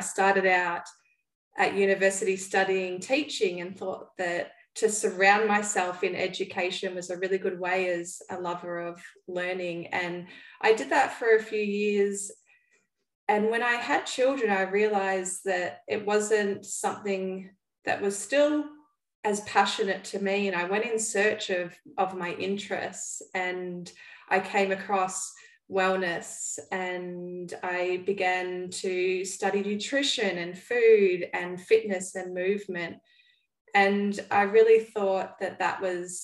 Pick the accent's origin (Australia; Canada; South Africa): Australia; Melbourne, Victoria; I'm from Melbourne, Australia, and I live over here with my husband